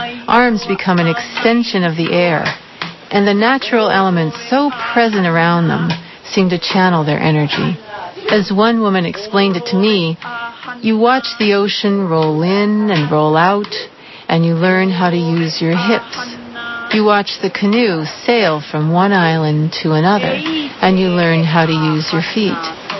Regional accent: Nova Scotia, Canada; also born or lived in Hawaii; My early years were spent growing up in Nova Scotia, where simply the fact of being Americans made us outsiders. As an adult, I ended up living in Hawaii for 9 years.

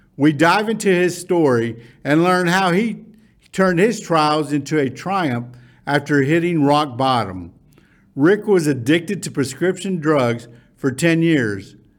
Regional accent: Irving, Texas, United States; we grew up in Irving High School

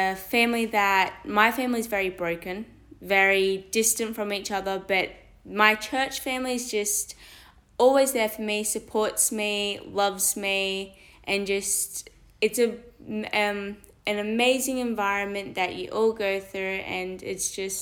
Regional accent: Belmont, New South Wales, Australia; I'm from New South Wales near Belmont

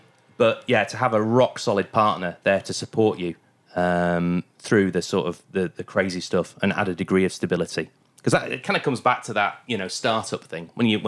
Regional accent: Goole, Yorkshire and the Humber, United Kingdom; also born or lived in Bingley; We used to ride quite a lot because I grew up in originally in Goole near Hull, very flat.

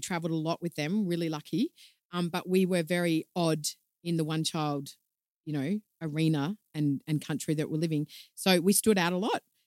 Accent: Melbourne, Victoria, Australia; moved away; I'm from Melbourne originally

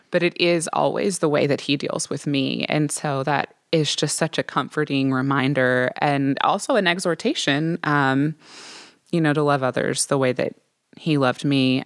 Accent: Midwest, United States; I'm from the Midwest

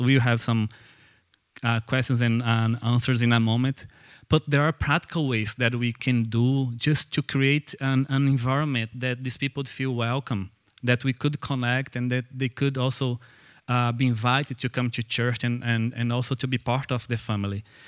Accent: Brazil; English is a second language; moved away as an adult; now in Belfast, United Kingdom; So I am Brazilian, and I came. You probably have noticed that I'm not from here by my accent.

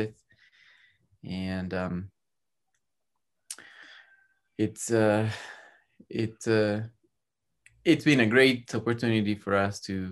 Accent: Cuenca, Azuay, Ecuador; I'm from Ecuador. I was raised and born here.

